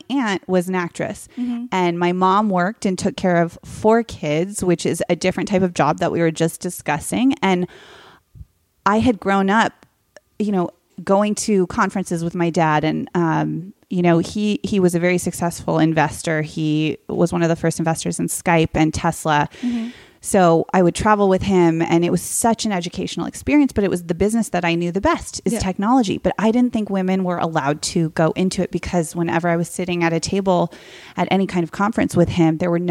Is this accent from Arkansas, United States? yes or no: no; Silicon Valley, California, United States; So I grew up in Silicon Valley, like before it was Hollywoodized